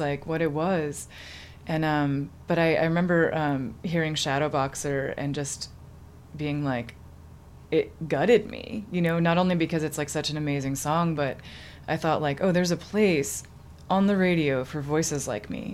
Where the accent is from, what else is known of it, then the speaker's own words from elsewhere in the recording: Townsend, Massachusetts, United States; moved away as an adult; now in Bay Area, United States; I grew up in um, a small town called Townsend, Massachusetts.